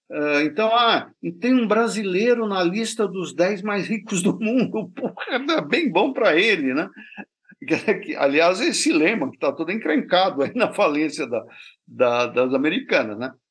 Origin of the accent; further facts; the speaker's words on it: France; Portuguese is a second language; Como eu sou francês, eu só quis fazer uma frase inteligente